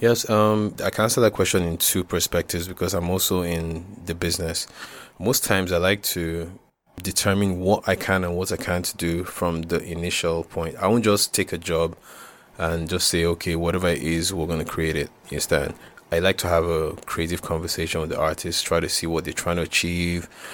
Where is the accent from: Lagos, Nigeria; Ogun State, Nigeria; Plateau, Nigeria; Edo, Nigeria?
Plateau, Nigeria; Jos; growing up in Jocelyn, the most, was the most beautiful thing.